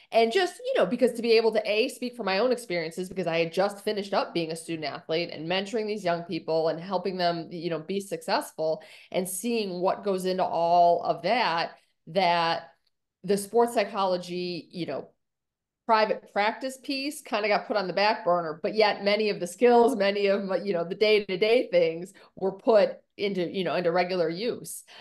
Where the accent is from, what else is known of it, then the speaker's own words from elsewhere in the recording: Buffalo, New York, United States; now in Orlando, United States; I grew up in upstate New York in Buffalo